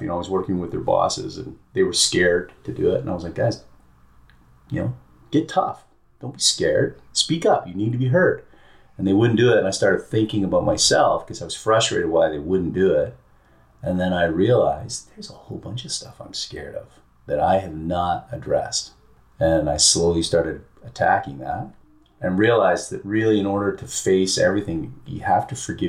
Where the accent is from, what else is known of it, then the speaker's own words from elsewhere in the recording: British Columbia, Canada; I grew up in Canada, in British Columbia on the West Coast, small town.